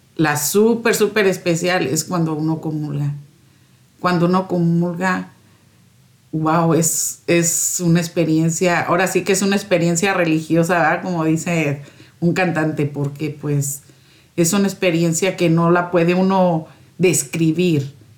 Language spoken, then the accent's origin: Spanish; Morelos, Mexico; moved away as an adult; also born or lived in Minneapolis; now in Schuyler, United States; Soy de Morelos, México